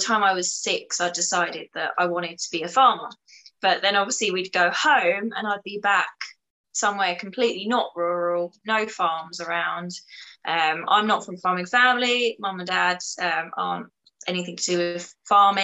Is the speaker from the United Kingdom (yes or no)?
yes; Chelmsford, East of England, United Kingdom; I grew up in Essex in Chelmsford, so it's an absolute concrete jungle